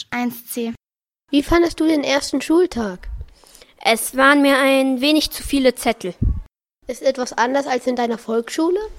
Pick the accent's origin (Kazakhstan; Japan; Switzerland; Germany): Japan; also born or lived in Austria; Ich komme aus Japan und aus Österreich.